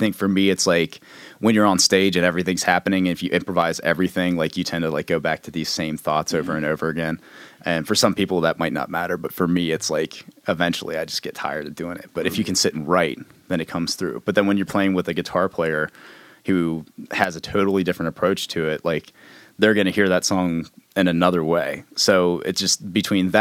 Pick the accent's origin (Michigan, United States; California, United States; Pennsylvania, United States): Pennsylvania, United States; Fulton County; I'm from Fulton County